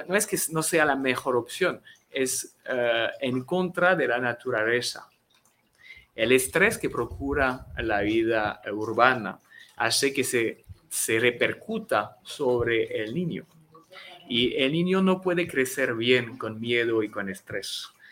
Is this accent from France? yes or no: yes; France; first language French; Spanish is a second language; moved away as an adult; now in Mexico; aquí en México llevo cinco años enseñando mi idioma